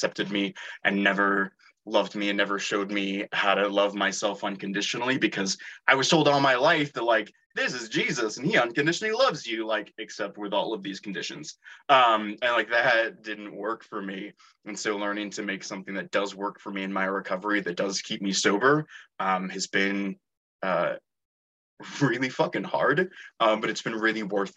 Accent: Santa Rosa, California, United States; I was raised in Northern California, in Santa Rosa.

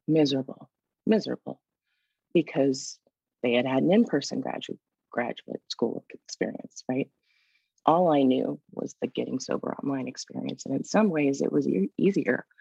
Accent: Washington, D.C. area, a suburb in Northern Virginia, United States; I'm originally from the Washington, D.C. area, a suburb in Northern Virginia.

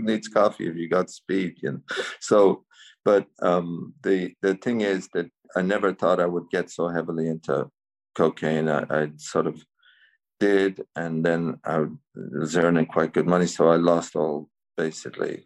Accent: Cavan, County Cavan, Ireland; also born or lived in San Francisco; I was born in Cavan uh, here in Ireland, County Cavan. I grew up there.

